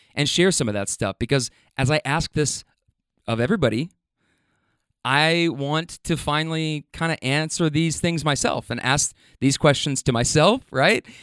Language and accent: English; Louisville, Kentucky, United States; when I got back home, like, to my hometown